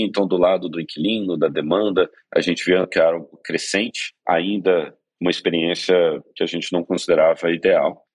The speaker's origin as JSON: {"language": "Portuguese", "town": "Belo Horizonte", "region": "Minas Gerais", "country": "Brazil", "tie": "born or raised there", "moved": "as an adult", "lives_now": "São Paulo, Brazil", "said": "cresci em Belo Horizonte. Nos últimos 15 anos aí moro em São Paulo."}